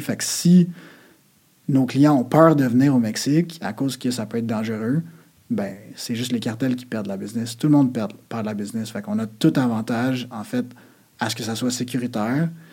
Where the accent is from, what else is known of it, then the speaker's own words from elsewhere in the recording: Quebec, Canada; on est Québécois